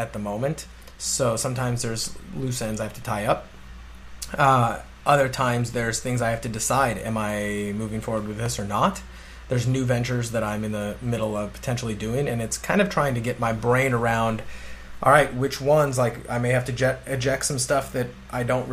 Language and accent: English; St. Louis, Missouri, United States; moved away as an adult; also born or lived in Illinois / Orlando; I grew up in St. Louis, went to college in Illinois